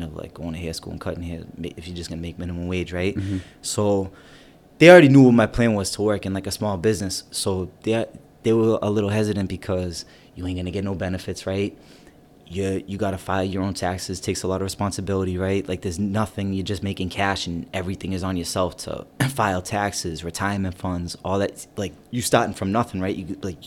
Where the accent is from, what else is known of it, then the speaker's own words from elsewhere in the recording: Peabody, Massachusetts, United States; also born or lived in East Boston; I grew up in Peabody